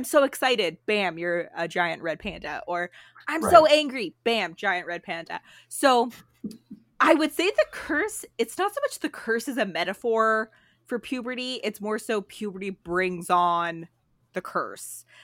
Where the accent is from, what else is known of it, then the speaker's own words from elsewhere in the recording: just outside of Toronto, Ontario, Canada; I grew up just outside of Toronto, but a 40-minute GO train ride.